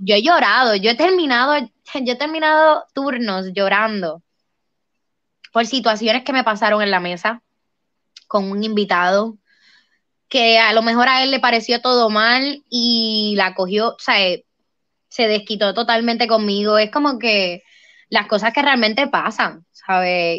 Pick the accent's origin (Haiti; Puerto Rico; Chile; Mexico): Puerto Rico; aquí en mi pueblo